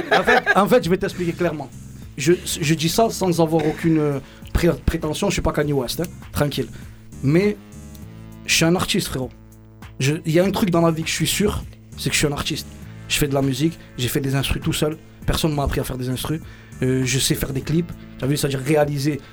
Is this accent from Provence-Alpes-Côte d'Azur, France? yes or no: yes; Marseille, Provence-Alpes-Côte d'Azur, France; Je viens de Marseille, des quartiers nord, 13, euh, 13015, Campagne l'évêque pour quartier